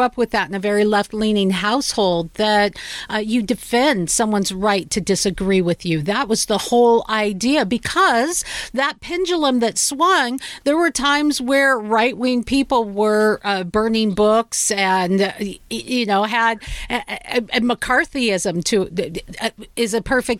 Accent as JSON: {"language": "English", "town": "Seattle", "region": "Washington", "country": "United States", "said": "I'm from Seattle"}